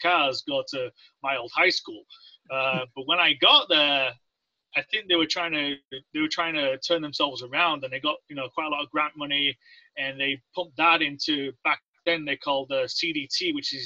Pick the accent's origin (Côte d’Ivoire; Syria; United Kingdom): United Kingdom; Leeds, Yorkshire and the Humber; moved away as an adult; also born or lived in West Valley, Utah; now in United States; I grew up in Northern England, in a town in Northern England about, it's called Leeds